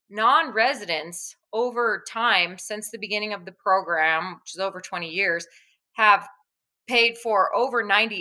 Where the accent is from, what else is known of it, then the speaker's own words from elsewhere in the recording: New Mexico, United States; I'm born and raised in New Mexico